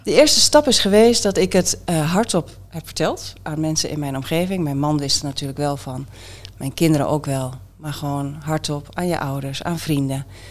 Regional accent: Haaksbergen, Overijssel, Netherlands; accent: Twents; also born or lived in Enschede; niet in Borne. In, Enschede, opgegroeid in Haaksbergen

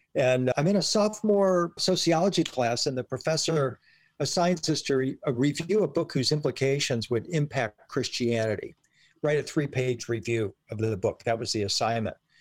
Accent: Detroit, Michigan, United States; moved away as an adult; now in Nashville, United States; I grew up in in the Detroit area, Detroit, Michigan

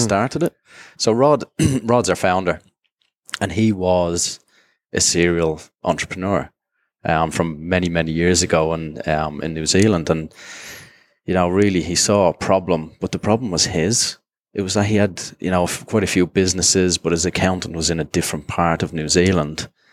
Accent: Dublin, Leinster, Ireland; moved away as an adult; also born or lived in Jersey; now in Singapore; originally from Dublin and grew up there

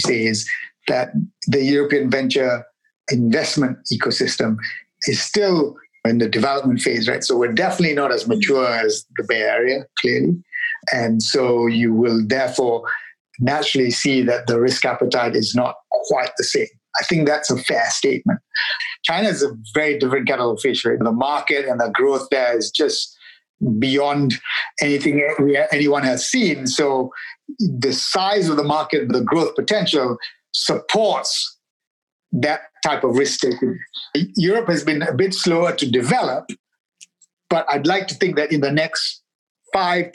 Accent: Malaysia; now in United Kingdom; Where I grew up in Malaysia

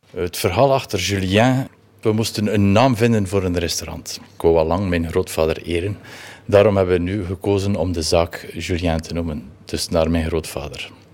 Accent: Nieuwpoort, Flanders, Belgium; also born or lived in Ostend / Ghent; Ik ben geboren, eh, ja, geboren in Oostende. Ik ben altijd in uh, ik heb altijd in Nieuwpoort geleefd tot aan mijn negentiende.

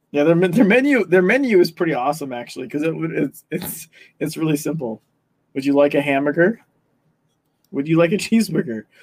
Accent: California, United States; I'm originally from California, moved around a lot, and like went back to California, and now I'm not there anymore.

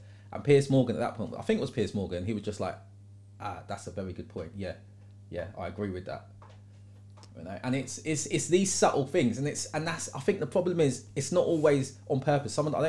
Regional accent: United Kingdom; as a British person, trying to support someone who's that successful on a global stage.

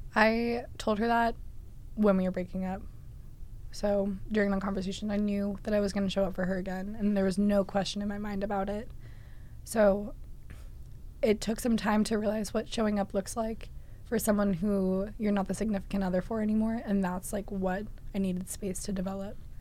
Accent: Massachusetts, United States; I am from Massachusetts

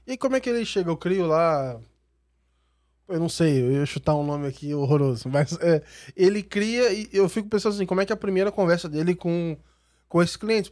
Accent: Volta Redonda, Rio de Janeiro, Brazil; moved away; eu fui lá na minha cidade, em Volta Redonda

